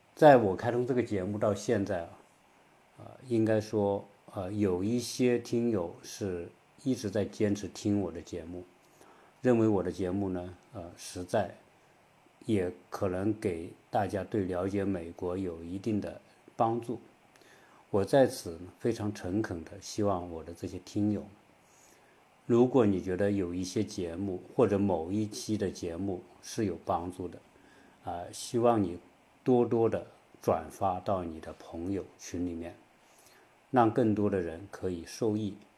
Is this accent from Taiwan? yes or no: no; China; 我们中国人